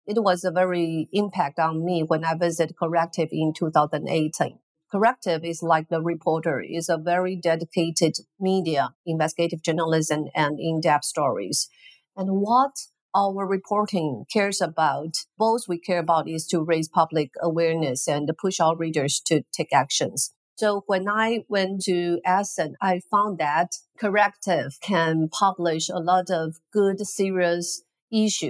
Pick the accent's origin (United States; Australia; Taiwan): Taiwan; from Taiwan